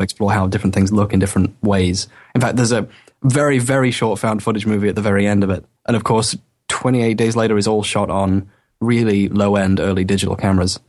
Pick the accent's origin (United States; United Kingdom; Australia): United Kingdom; England; moved away as an adult; now in Wales, United Kingdom; I'm from Britain, well, England, but, uh, I'm at university right now in Wales